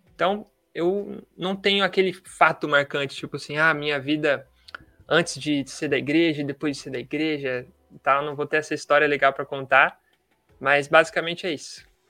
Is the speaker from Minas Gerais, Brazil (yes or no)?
no; Marília, São Paulo, Brazil; sou daqui de Marília, no interior de São Paulo